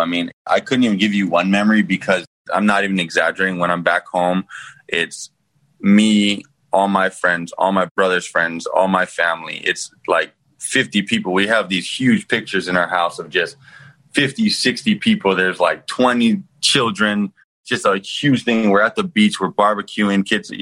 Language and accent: English; Hawaii, United States; now in Miami, United States; the childhood in Hawaii is amazing